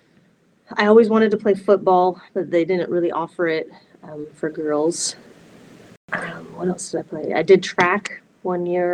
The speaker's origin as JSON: {"language": "English", "town": "Washington", "region": "District of Columbia", "country": "United States", "tie": "born or raised there", "said": "I was actually born in Washington, D.C."}